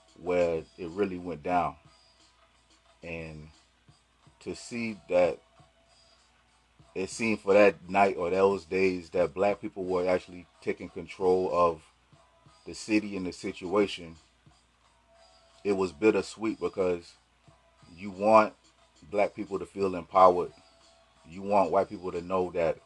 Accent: South Carolina, United States; I'm from South Carolina

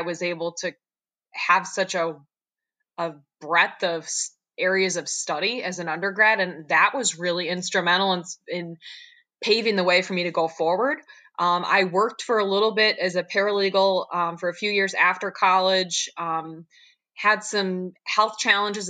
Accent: Dundee, New York, United States; I was raised here in the Finger Lakes, right in Dundee, very small town

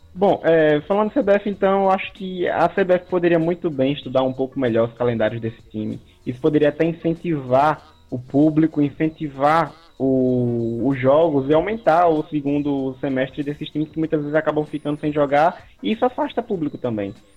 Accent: Sergipe, Brazil; eu sou natural de Sergipe

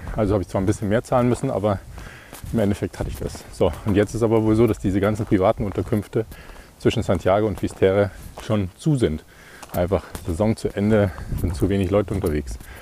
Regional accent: Ingolstadt, Bavaria, Germany; in meiner Heimatstadt in Ingolstadt

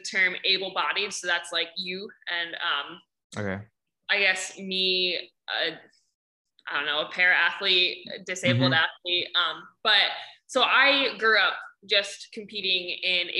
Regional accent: Ohio, United States; I'm from Ohio

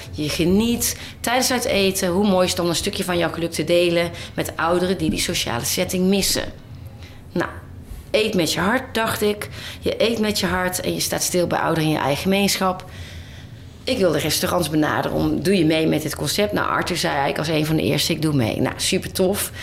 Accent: Boxtel, North Brabant, Netherlands; moved away as an adult; Ik ben opgegroeid in Boksel in Brabant. Ja. Heel fijn, tot mijn achttiende.

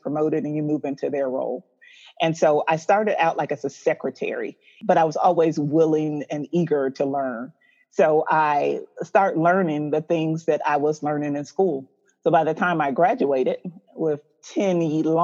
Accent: Atlanta, Georgia, United States; also born or lived in Tacoma, Washington; I was born in Tacoma, Washington, but I've been here in Atlanta most of my life. So I did both high school, undergrad, all of my education and everything here

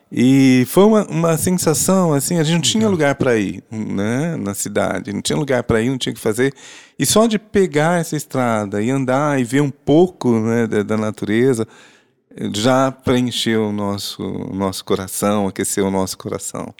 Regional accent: Londrina, Paraná, Brazil; Nasci em Londrina, estudei em Londrina, casei em Londrina

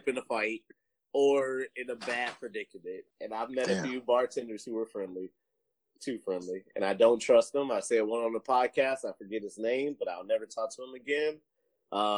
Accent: Detroit, Michigan, United States; also born or lived in Grand Rapids, Michigan; I was from Detroit, and I would drive back and forth

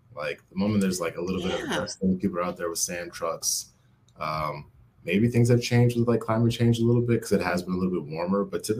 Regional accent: Minneapolis, Minnesota, United States; I was born and raised in Minneapolis.

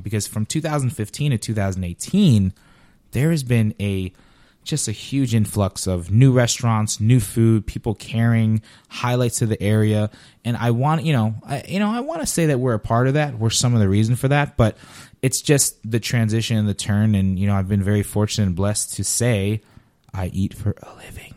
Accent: Paterson, New Jersey, United States; also born or lived in Queens, New York / Harrison, New Jersey / Bloomfield, New Jersey; now in Southwest Florida, United States; I grew up in, you know, New Jersey, yeah, Patterson, Harrison, Bloomfield

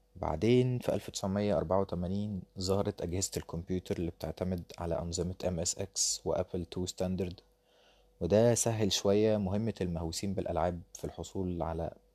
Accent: Egypt; عندنا في مصر

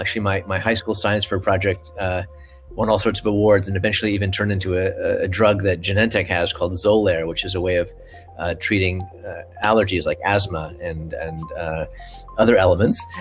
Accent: Washington, District of Columbia, United States; I grew up in the Washington D.C. area, so I could go to the Air and Space Museum uh, almost every week

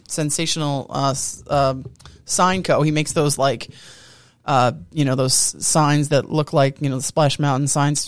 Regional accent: Long Island, New York, United States; I'm from Long Island

